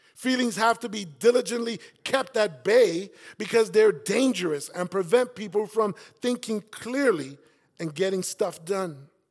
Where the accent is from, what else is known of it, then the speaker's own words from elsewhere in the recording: New York City, New York, United States; And that's where I grew up.